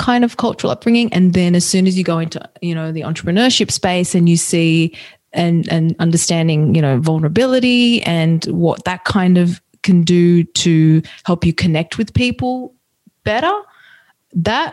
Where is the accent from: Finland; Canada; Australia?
Australia; growing up in Australia, but my parents being from Italy, so Italian heritage